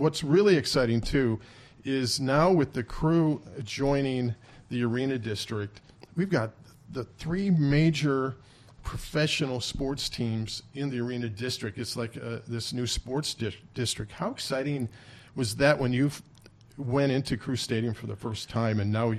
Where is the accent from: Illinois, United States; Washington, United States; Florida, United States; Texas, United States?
Illinois, United States; now in Columbus, United States; I'm from Illinois.